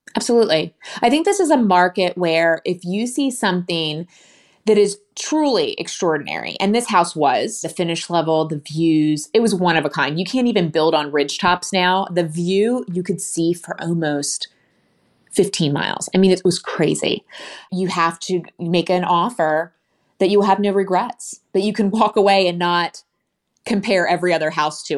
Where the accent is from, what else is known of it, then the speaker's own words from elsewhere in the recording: Philadelphia, Pennsylvania, United States; now in Nashville, United States; When I was growing up in Philadelphia, we stayed in our house for ten, fifteen, twenty years